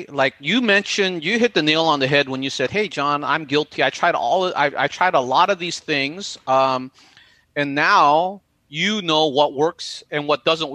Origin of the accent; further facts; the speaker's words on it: United States; you and me being Asian American